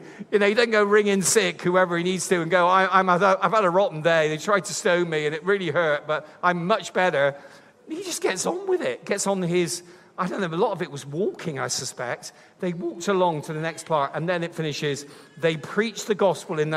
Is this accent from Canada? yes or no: no; Bristol, South West England, United Kingdom; I'm from Bristol